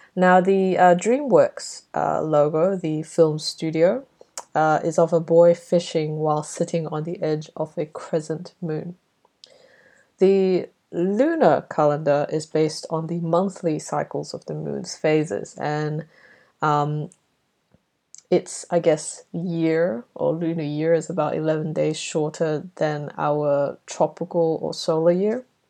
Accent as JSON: {"language": "English", "country": "Brunei", "tie": "born or raised there", "moved": "yes", "lives_now": "Melbourne, Australia", "said": "growing up in Brunei, we called this Chinese New Year"}